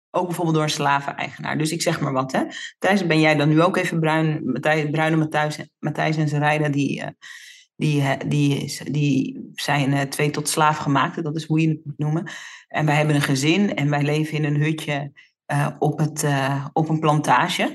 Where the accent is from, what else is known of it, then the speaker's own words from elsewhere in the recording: Netherlands; Ik ben in Nederland geboren, maar ik ben natuurlijk opgegroeid in Nederland, maar in de Surinaamse cultuur.